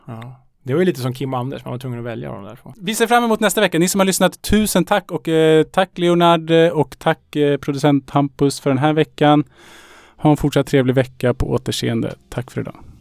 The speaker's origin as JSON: {"language": "Swedish", "town": "Salem", "region": "Stockholm County", "country": "Sweden", "tie": "born or raised there", "said": "När jag växte upp i Salem, då hade vi en lokal krog"}